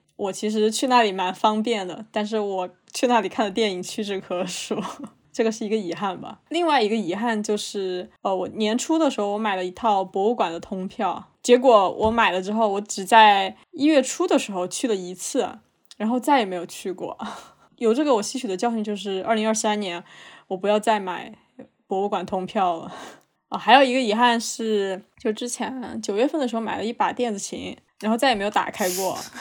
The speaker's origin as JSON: {"language": "Chinese", "region": "southern China", "country": "China", "also_born_or_lived": "a northern Chinese city (current residence)", "moved": "yes", "said": "我是一个南方人"}